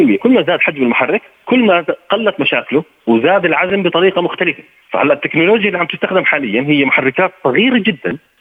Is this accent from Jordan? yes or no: yes; Jordan; عندنا بالاردن هون